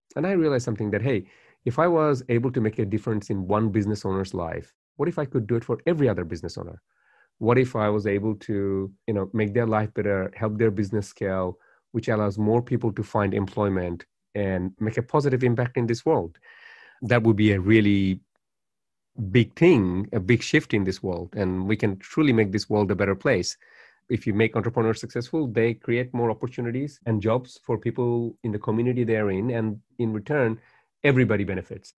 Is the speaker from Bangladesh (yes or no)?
yes; Dhaka, Dhaka Division, Bangladesh; now in Australia; my life in Bangladesh was quite privileged as well